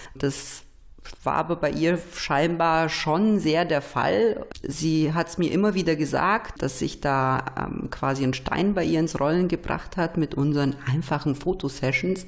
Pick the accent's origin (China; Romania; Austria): Romania; also born or lived in Nuremberg, Germany; now in Germany; wie ich in Rumänien aufgewachsen bin im Kommunismus